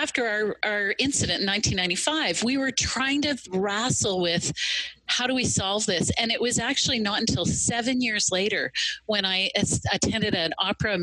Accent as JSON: {"language": "English", "region": "Ontario", "country": "Canada", "said": "I'm Canadian. I'm from Ontario"}